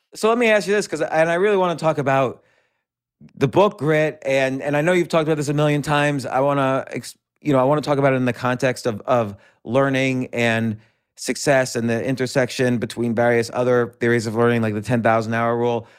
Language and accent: English; New York City, New York, United States; I'm born and raised all around New York City.